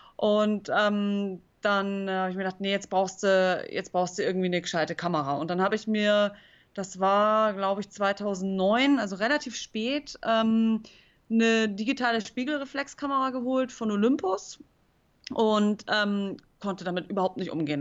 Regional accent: Munich, Bavaria, Germany; also born or lived in Chiemsee; ich bin in München zur Schule gegangen, aber meine Eltern hatten immer so ein Wochenendhaus hier am Chiemsee

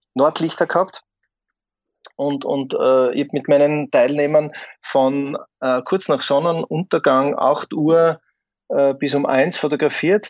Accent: Graz, Styria, Austria; in meiner Heimatstadt in Graz

